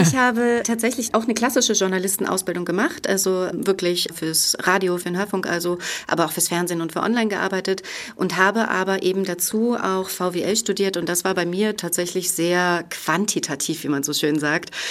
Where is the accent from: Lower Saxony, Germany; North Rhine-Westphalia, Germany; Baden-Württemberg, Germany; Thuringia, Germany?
Thuringia, Germany; Franconian part of; Ich bin groß geworden in den Mittelgebirgen Franken, im fränkischen Bereich von Thüringen.